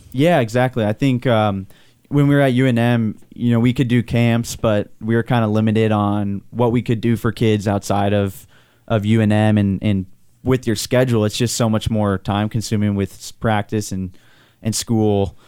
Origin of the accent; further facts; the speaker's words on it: Southern California, United States; moved away; growing up in Southern California, I'd go to Galaxy games